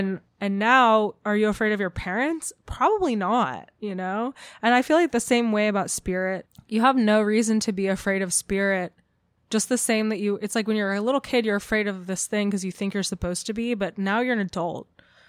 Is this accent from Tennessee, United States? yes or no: no; California, United States; I'm from Orange County.